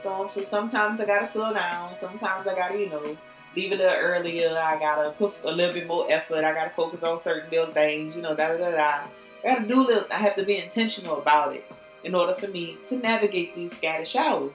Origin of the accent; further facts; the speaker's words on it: New Orleans, Louisiana, United States; I'm from New Orleans